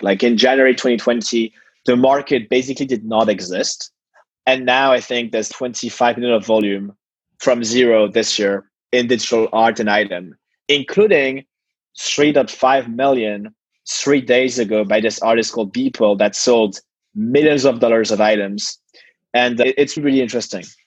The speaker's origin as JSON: {"language": "English", "town": "Paris", "region": "Île-de-France", "country": "France", "tie": "born or raised there", "said": "I was born in Paris"}